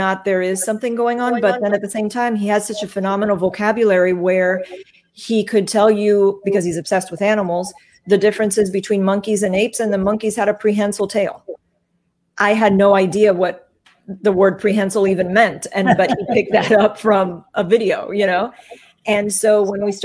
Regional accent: Miami, Florida, United States; now in Tampa, United States; I'm born and raised in Miami.

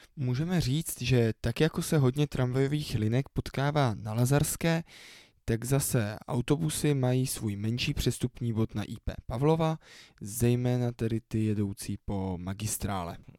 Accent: Prague, Czechia; u nás v Praze

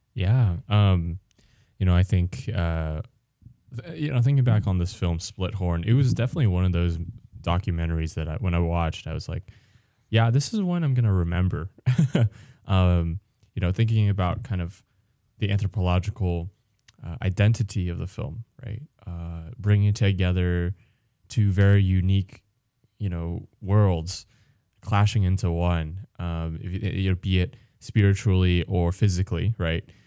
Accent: United States; I, I also myself, uh, American born Chinese

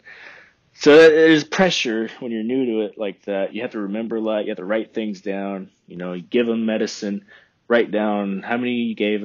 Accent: Texas Hill Country, United States; moved away as an adult; now in Oregon, United States; I love where I'm from. You know, the Hill Country

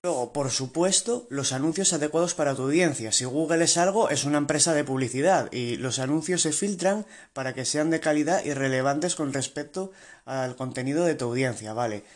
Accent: Spain; soy de España

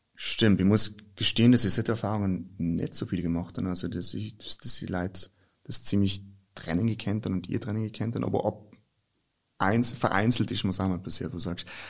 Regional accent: South Tyrol, Trentino-Alto Adige, Italy; also born or lived in Germany; bei uns in Südtirol

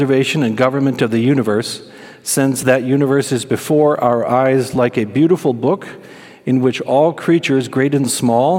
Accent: Holland, Michigan, United States; I grew up in Holland, Michigan, and I grew up in the suburbs

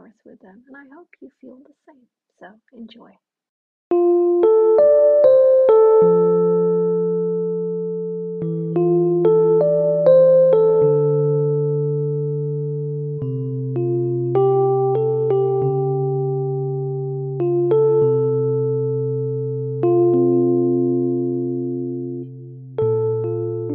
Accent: Sweden; English is a second language; I was Swedish

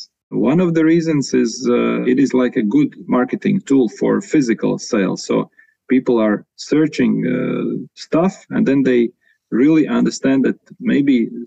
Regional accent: Latvia; I'm from Latvia

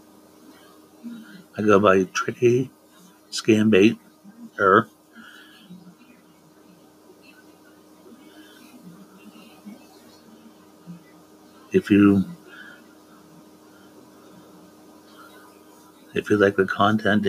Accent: Altoona, Pennsylvania, United States; I'm from Altoona, Pennsylvania

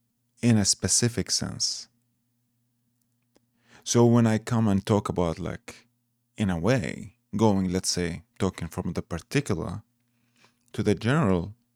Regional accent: Iraq; moved away; I come originally from Iraq

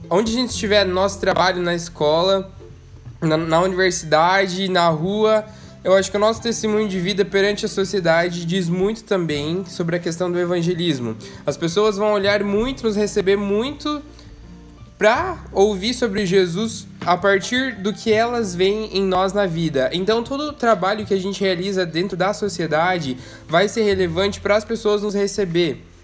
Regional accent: Florianópolis, Santa Catarina, Brazil; 21 anos e sou de Florianópolis.

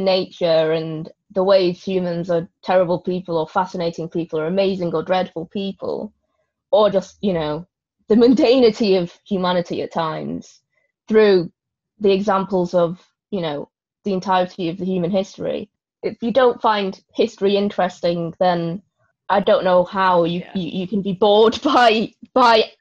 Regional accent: Manchester, North West England, United Kingdom; I'm from Manchester

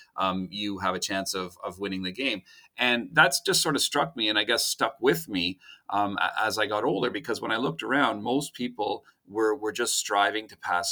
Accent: Ottawa, Ontario, Canada; Born and raised in Ottawa

